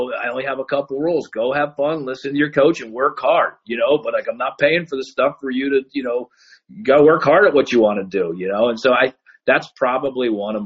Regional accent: Pittsburgh, Pennsylvania, United States; now in Cleveland, United States; growing up in Pittsburgh, you know, I live in Cleveland now

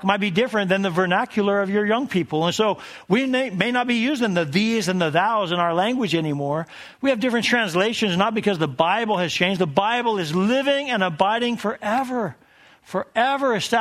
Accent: Colorado Springs, Colorado, United States; also born or lived in Tennessee / South Carolina; We moved to Colorado Springs, and that's where we established our family in my hometown.

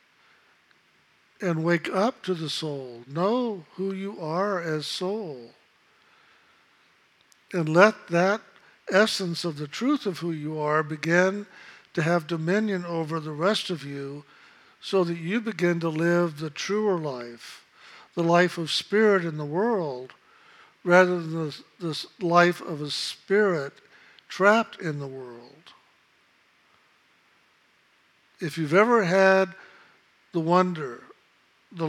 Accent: San Antonio, Texas, United States; I came from San Antonio, Texas. I was born at the Knicks Hospital.

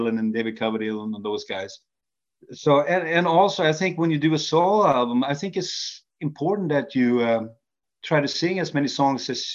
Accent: Sweden; also born or lived in Norway; even though I was born in Norway, but I came to Sweden when I was 2 years old, so I'm considered more, you know, Swedish

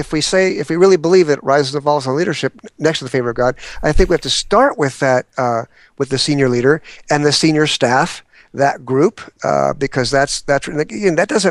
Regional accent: San Diego, California, United States; now in Atlanta, United States; Well, I'm a transplant from San Diego, and I've been in Atlanta, Georgia now 17 years

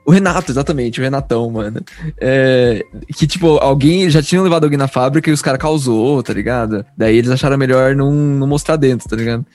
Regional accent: Bragança Paulista, São Paulo, Brazil; Eu sou de Bragança Paulista, São Paulo

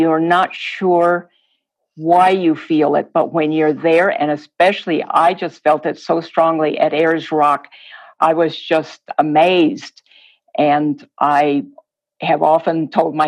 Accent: northern Mexico, Mexico; first language Spanish; English is a second language; now in United States; there was a Mormon colony in northern Mexico where I'm from. It was about 25, 30 kilometers from my town

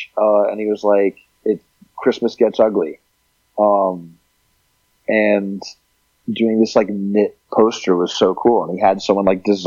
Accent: Texas, United States; also born or lived in Montreal, Canada; growing up in Texas

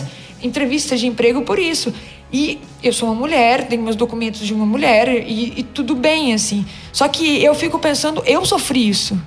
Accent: Minas Gerais, Brazil; eu nasci em Minas

